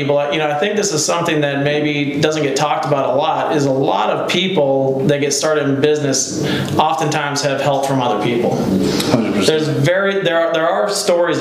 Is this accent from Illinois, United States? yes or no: yes; Elsah, Illinois, United States; we grew up in a small town called Elsa, Illinois